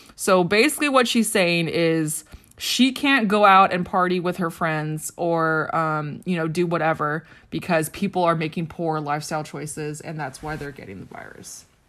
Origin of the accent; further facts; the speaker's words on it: Riverside, California, United States; I grew up in Riverside, California